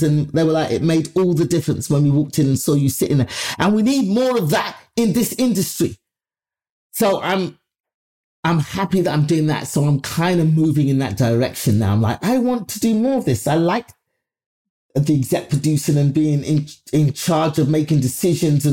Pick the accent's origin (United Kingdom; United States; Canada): United Kingdom; London; my life growing up in London